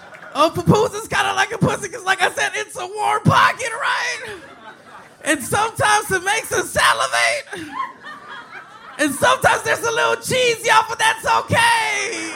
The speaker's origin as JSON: {"language": "English", "country": "El Salvador", "said": "I'm from El Salvador, dog."}